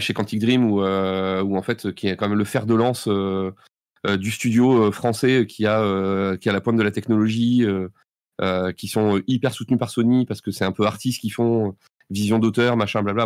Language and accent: French; Bordeaux, Nouvelle-Aquitaine, France; on est bordelais